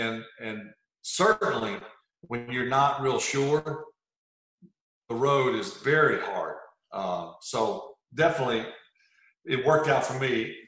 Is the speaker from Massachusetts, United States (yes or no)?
no; Mississippi, United States; So I grew up, even though it was South Mississippi, most people thought I grew up in New Orleans, 50 minutes away.